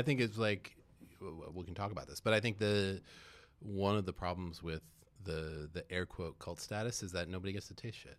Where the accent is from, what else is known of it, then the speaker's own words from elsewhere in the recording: San Francisco, California, United States; also born or lived in Petaluma, California; I was born in San Francisco and then, um, moved up to Petaluma for high school and, and, um, then went to Cal. Um, so I'm a Bay Area kid, like, through and through